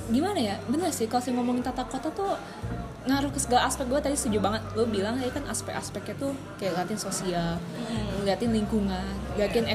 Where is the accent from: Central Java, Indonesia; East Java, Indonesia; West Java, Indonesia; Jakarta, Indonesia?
West Java, Indonesia; Bandung; gue sebagai orang Bandung